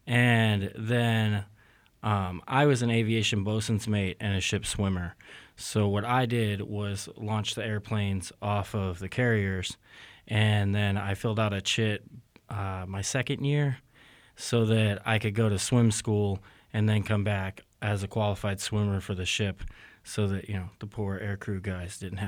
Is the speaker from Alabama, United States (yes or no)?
no; Knob Noster, Missouri, United States; also born or lived in Jacksonville; I'm originally from here in Knobnostor, Missouri. I guess that's a longer answer for me, though, because I'm actually born in Jacksonville, Florida, but my father was in the Navy, and so I'm a little bit from everywhere.